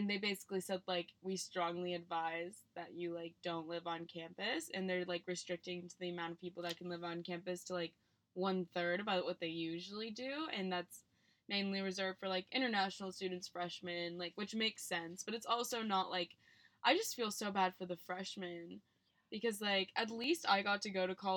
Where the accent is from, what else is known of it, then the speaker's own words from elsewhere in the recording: Mesa, Arizona, United States; also born or lived in Rhode Island; we're both from Mesa, Arizona